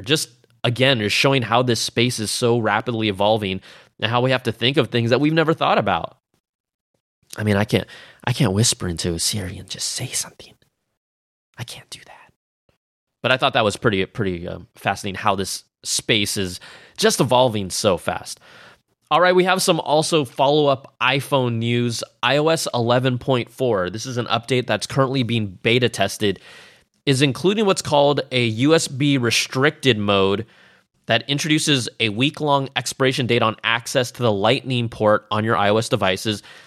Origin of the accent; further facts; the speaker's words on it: Cupertino, California, United States; Cupertino, my hometown.